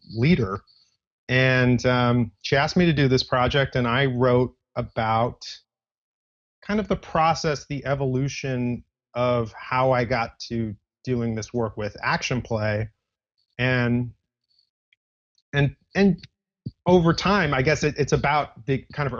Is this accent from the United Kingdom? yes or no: no; Los Angeles, California, United States; now in New York City, United States; I'm actually from Los Angeles